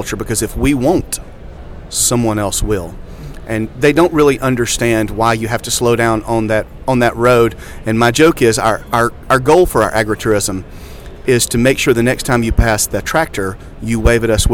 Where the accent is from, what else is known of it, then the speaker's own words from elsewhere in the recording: Jackson, Tennessee, United States; I'm a seventh-generation farmer in Jackson, Tennessee, and I grew up in the Angus business.